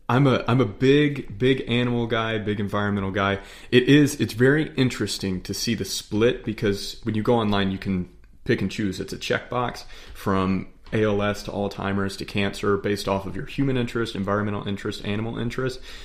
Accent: Charlotte, North Carolina, United States; We're, we're from the Charlotte area

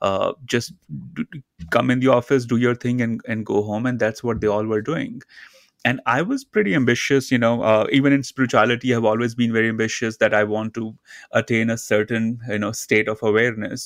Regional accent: India; I grew up in India, in a very small town near the Himalayan mountains.

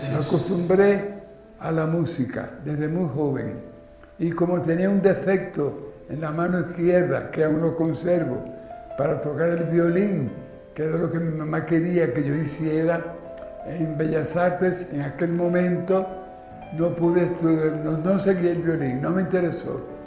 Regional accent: Santiago de Cuba, Cuba; Nací en Santiago de Cuba un 26 de julio de 1923 en la calle Rastro

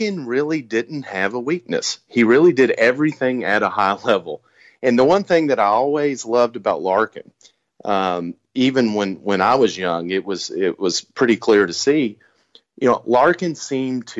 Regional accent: Lexington, Kentucky, United States; accent: Kentucky; I am from Lexington, but I'm born and raised in Kentucky. So this is really a true Kentucky accent

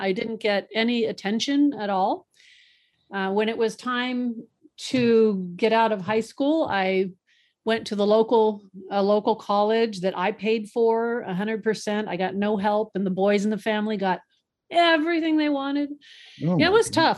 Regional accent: Boca Raton, Florida, United States; moved away; also born or lived in Kingsburg, California; I actually grew up in Boca Raton, Florida

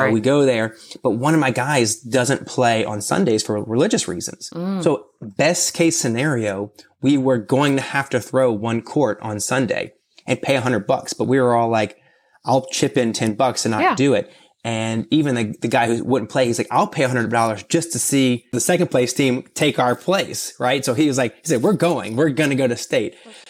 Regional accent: Louisiana, United States; Yeah, I'm from Louisiana, so it was pretty cool in my opinion.

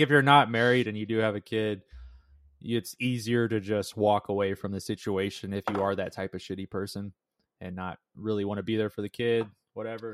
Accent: Las Vegas, Nevada, United States; now in Las Vegas, United States; I was born in Las Vegas, and I met Jared in middle school.

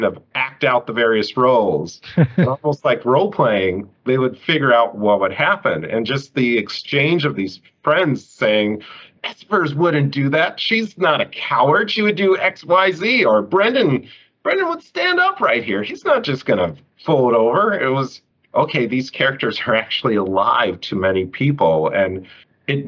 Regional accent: United States

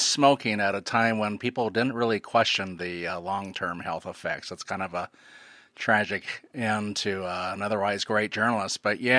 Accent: United States; now in Oregon, United States; It's about 45 minutes away from my hometown.

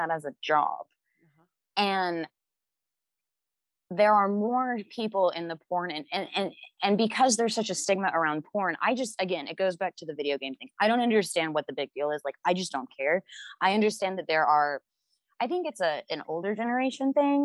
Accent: the Bible Belt, United States; I grew up in the Bible Belt

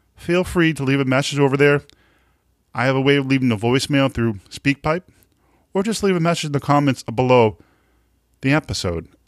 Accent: Boston, Massachusetts, United States; accent: Boston; now in New Hampshire, United States; I'm right around Boston, but I mi-, live in the state of New Hampshire right now

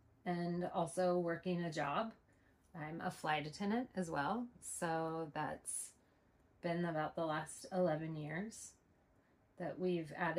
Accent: Washington, United States; also born or lived in Saskatchewan, Canada; born in Saskatchewan, Canada, on an Indian reservation. My parents were saving the world for Jesus in the 70s, which a lot of people were doing. I moved to Washington when I was like 4. And then from there, I grew up in some pretty interesting circumstances

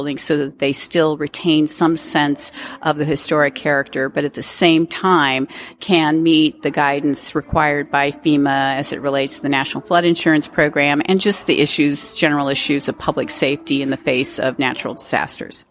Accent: California, United States; being a Californian

